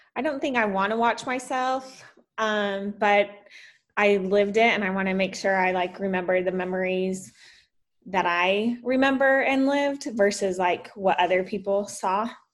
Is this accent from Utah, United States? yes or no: yes; Salt Lake City, Utah, United States; also born or lived in Texas; now in Florida, United States; I grew up in uh, Utah, Salt Lake City